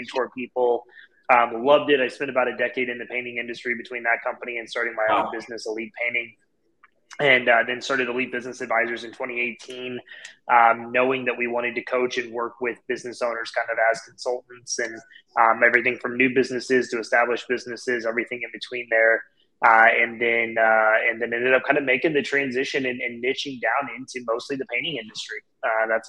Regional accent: St. Louis, Missouri, United States; I'm born and raised here in St. Louis.

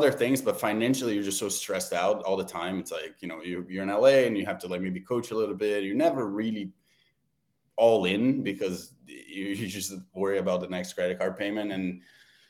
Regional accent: Brazil; moved away; I'm from Brazil

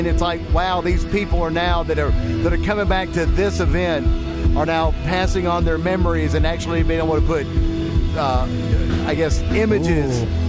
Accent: Hartsville, South Carolina, United States; I was born in Byerly Hospital.

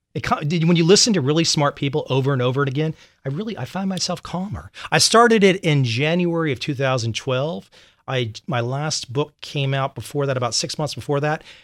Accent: Vienna, Virginia, United States; moved away; also born or lived in London / Saigon; I grew up in Vienna, Virginia, right outside Quantico

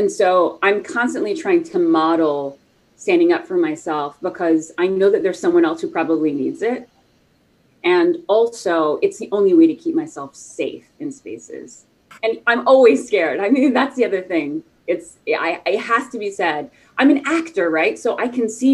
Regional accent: the South, United States; I grew up like in the South.

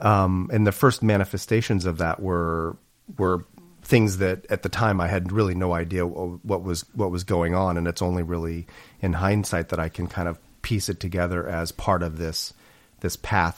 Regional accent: Illinois, United States; also born or lived in Oklahoma; So I grew up in the Midwest, downstate Illinois, Oklahoma, sort of bounced around different places.

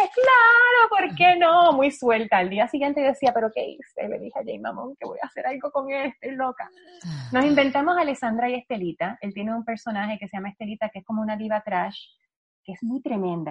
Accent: Puerto Rico; yo soy la única boricua que no baila

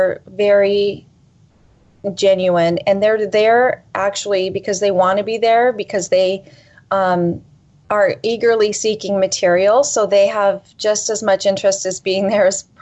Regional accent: Pacific Northwest, United States; I personally am a Northwest girl

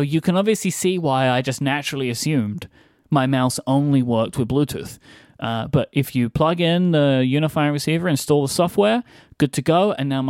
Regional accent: United Kingdom; it is me, the British guy.

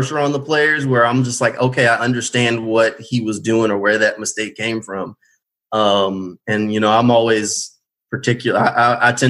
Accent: New Orleans, Louisiana, United States; also born or lived in Chattanooga, Tennessee; now in Jacksonville, United States; I grew up in New Orleans, so I grew up watching a lot of Saints games

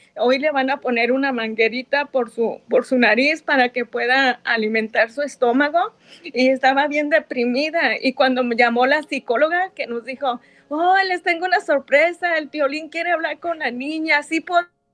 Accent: Ocotlán, Jalisco, Mexico; now in United States; Nosotros somos de Ocotlán también

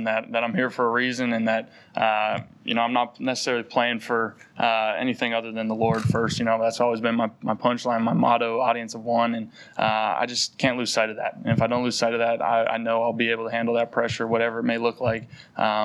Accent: North Dakota, United States; moved away as an adult; now in Philadelphia, United States; growing up in North Dakota

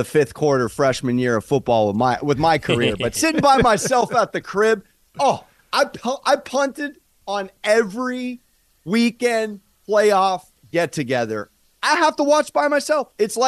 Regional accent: Southern California, United States; I'm from Southern California

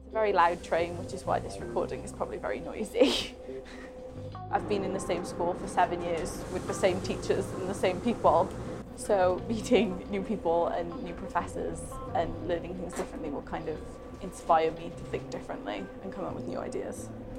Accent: Newport, Wales, United Kingdom; I'm from Newport, South Wales.

